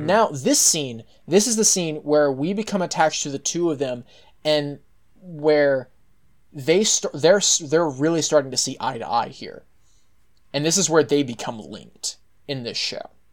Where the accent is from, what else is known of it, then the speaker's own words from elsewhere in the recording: Texas, United States; as a Texan